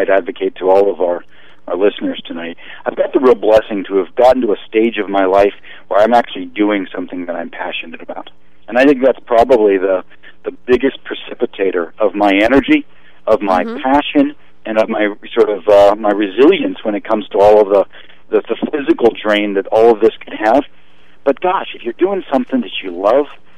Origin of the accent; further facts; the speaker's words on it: Pittsburgh, Pennsylvania, United States; now in Los Angeles, United States; my hometown of Pittsburgh, Pennsylvania